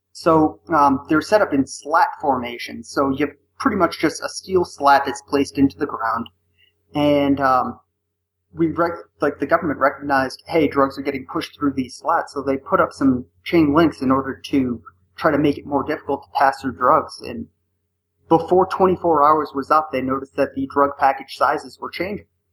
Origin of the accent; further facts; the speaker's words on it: Northeast, United States; now in Arizona, United States; I'm originally from the Northeast and now I live in Arizona